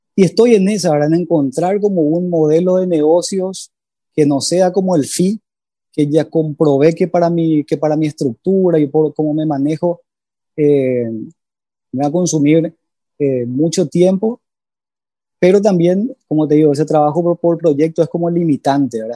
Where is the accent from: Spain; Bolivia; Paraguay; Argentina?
Paraguay; Asunción; De Asunción, Paraguay